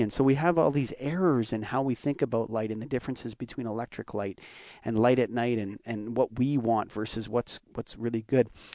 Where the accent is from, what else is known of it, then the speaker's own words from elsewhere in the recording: Canada; I'm a Canadian